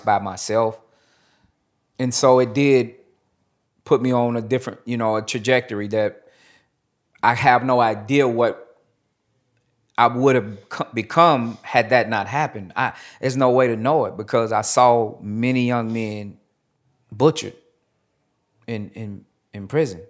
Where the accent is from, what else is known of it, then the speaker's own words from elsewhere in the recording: Nashville, Tennessee, United States; I am originally from Nashville, Tennessee. I was born to a single parent mother.